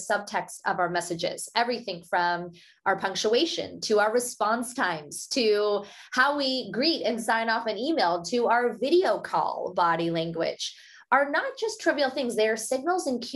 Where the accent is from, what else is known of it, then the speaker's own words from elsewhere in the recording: Pittsburgh, Pennsylvania, United States; first language Hindi; English is a second language; I had accented English and really struggled to find my voice growing up in Pittsburgh, Pennsylvania